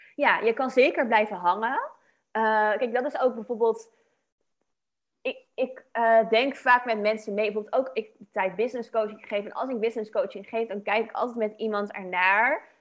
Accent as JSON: {"language": "Dutch", "town": "Dordrecht", "region": "South Holland", "country": "Netherlands", "tie": "born or raised there", "moved": "as an adult", "said": "ik kwam zelf oorspronkelijk uit Dordrecht in Nederland dan. Toen ik nog in Nederland woonde. En dat is hm. niet super groot, ook niet heel klein. Maar weet je, en dan had je daar een wijk van Dubbeldam waar ik dan in opgroeide."}